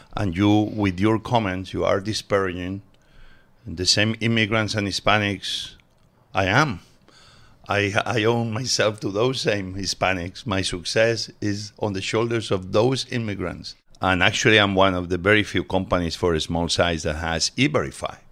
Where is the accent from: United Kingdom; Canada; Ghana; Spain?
Spain; Barcelona, Catalonia; English is a second language; also born or lived in Mieres, Asturias, Spain; now in United States; I was born in Asturias, but we moved very early on to Barcelona